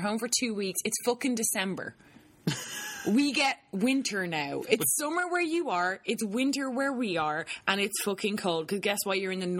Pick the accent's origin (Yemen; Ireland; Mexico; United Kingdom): Ireland; that's what Irish people do. We live in a beautiful country